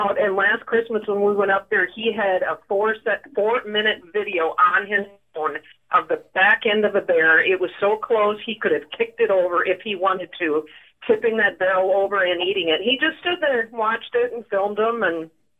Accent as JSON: {"language": "English", "area": "Oconomowoc", "region": "Wisconsin", "country": "United States", "tie": "born or raised there", "moved": "yes", "lives_now": "Franklin, United States", "said": "I'm from Oconomowoc Falls. I grew up on a farm."}